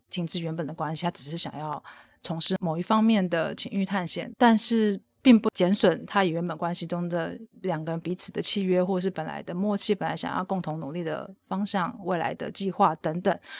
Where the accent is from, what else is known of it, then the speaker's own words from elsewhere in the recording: Taiwan; 我后来回台湾之后，就是我 开始接触了台湾的 B D S M 圈呢，那时候我就是进入了皮神娱乐帮的活动